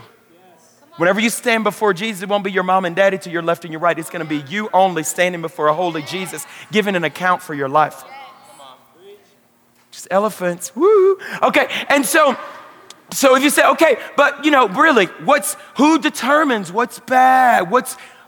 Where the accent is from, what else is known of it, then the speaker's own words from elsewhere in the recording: Louisiana, United States; moved away as an adult; now in Colorado, United States; I'm from Louisiana.